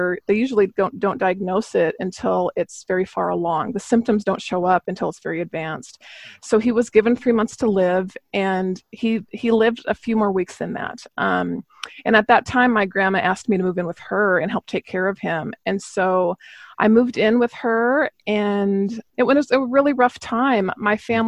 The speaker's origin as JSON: {"language": "English", "town": "Missoula", "region": "Montana", "country": "United States", "tie": "born or raised there", "also_born_or_lived": "Seattle", "moved": "as an adult", "said": "I was raised in Missoula, Montana"}